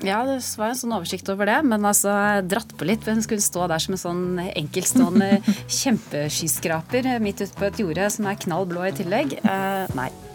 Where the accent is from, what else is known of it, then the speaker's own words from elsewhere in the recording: Tønsberg, Vestfold, Norway; Jeg selv er født og oppvokst i Tønsberg